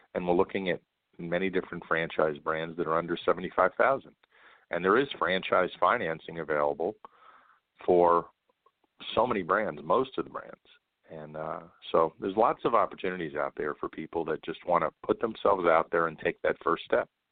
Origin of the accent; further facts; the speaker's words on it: New York, United States; moved away as an adult; I grew up in New York and uh, spent a lot of time in Manhattan